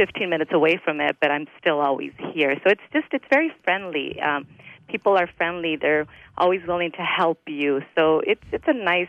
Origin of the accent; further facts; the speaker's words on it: El Monte, California, United States; I grew up in El Monte. I went to the Rosemead School District. We were like one street away from El Monte City School District.